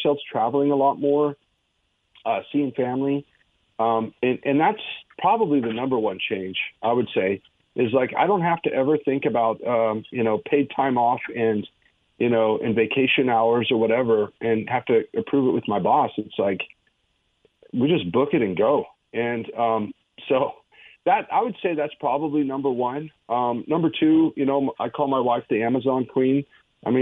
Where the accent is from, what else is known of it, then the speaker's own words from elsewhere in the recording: Wyoming, United States; I'm from Wyoming